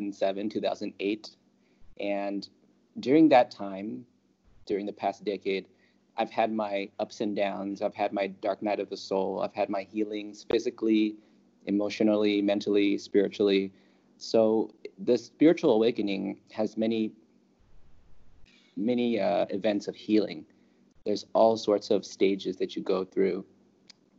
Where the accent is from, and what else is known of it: California, United States; moved away as an adult; also born or lived in Los Angeles; now in Thailand